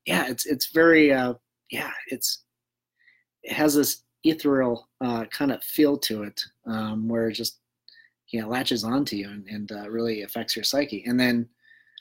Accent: Kersey, Colorado, United States; growing up in Kersey, Colorado

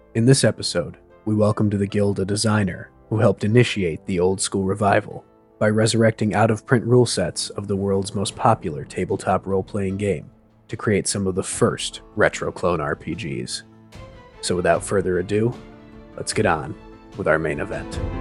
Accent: Wisconsin, United States; now in New England, United States; I'm calling you from New England, but I'm, I'm from Wisconsin originally.

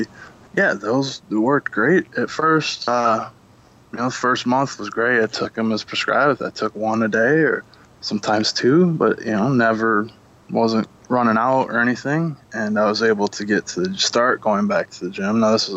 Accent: Monroe, Michigan, United States; moved away; I come from Monroe, Michigan, and that, not anymore, I moved

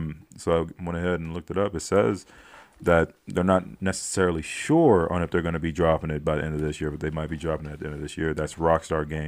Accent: California, United States; we're from California

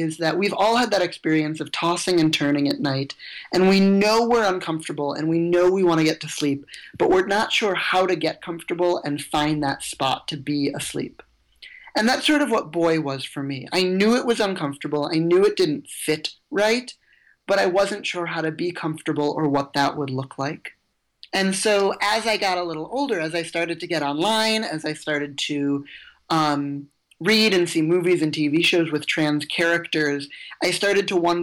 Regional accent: Evanston, Illinois, United States; I grew up in Evanston, just north of Chicago

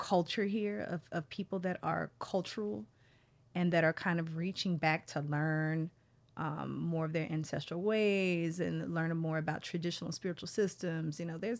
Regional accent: Dallas, Texas, United States; also born or lived in Oklahoma City; I'm from Dallas, Texas, Oklahoma City.

